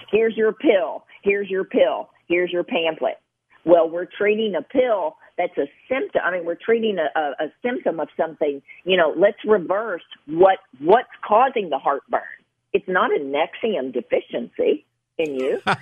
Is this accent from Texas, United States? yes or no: no; Gilbertsville, Kentucky, United States; I'm from Western Kentucky, so I can say, you know, from Gilbertsville, Kentucky